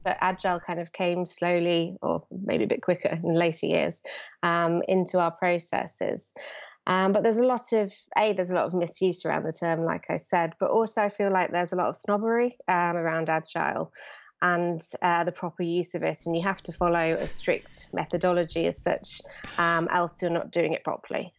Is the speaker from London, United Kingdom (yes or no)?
yes; London, United Kingdom; I'm from London